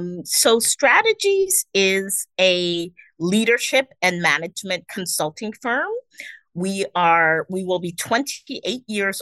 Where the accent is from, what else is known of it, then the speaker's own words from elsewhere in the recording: Cameroon; I am from Cameroon.